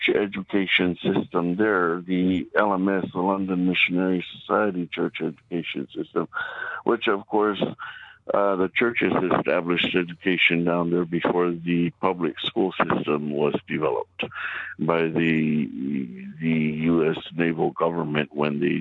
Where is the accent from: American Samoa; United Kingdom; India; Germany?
American Samoa; moved away as an adult; now in Alaska, United States; get off the rock, get out of the islands